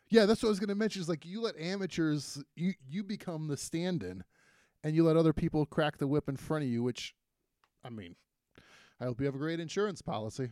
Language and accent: English; Toledo, Ohio, United States; I grew up in Toledo on the northwest